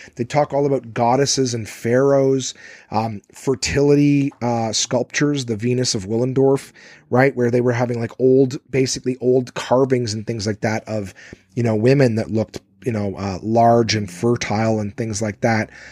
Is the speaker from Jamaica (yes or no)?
no; Canada; I'm Canadian